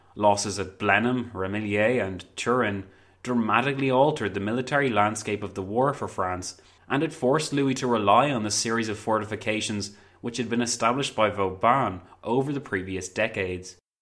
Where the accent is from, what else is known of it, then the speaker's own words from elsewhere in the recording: Ireland; I'm also Irish